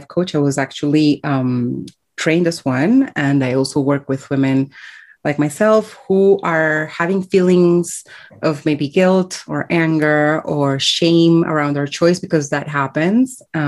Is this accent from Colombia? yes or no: yes; Colombia; born there; I was born in Colombia, and I have called 5 countries home in my 30-something years so far.